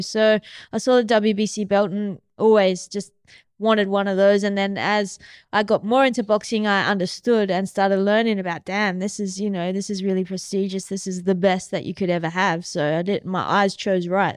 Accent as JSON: {"language": "English", "town": "Mandurah", "region": "Western Australia", "country": "Australia", "tie": "born or raised there", "said": "I grew up in Mandurah"}